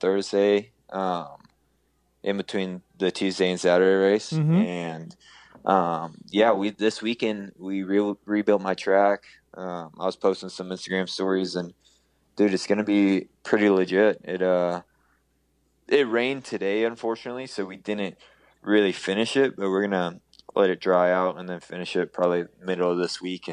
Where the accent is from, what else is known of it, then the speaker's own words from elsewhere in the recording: Houston, Texas, United States; growing up in Houston.